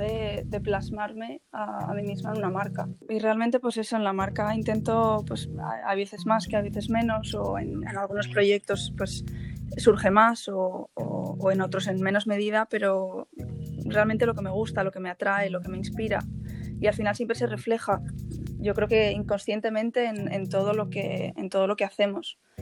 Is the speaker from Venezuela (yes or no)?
no; Asturias, Spain; moved away as an adult; also born or lived in Madrid / London; yo soy asturiana